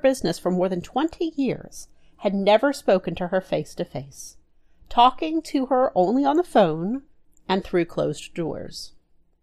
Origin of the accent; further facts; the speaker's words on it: the South, United States; accent: southern; my southern accent